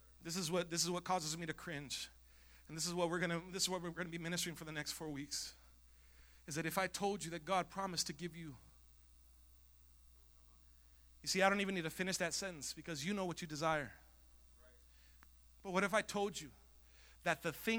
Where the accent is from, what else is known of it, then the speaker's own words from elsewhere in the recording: Coachella, California, United States; Growing up in Coachella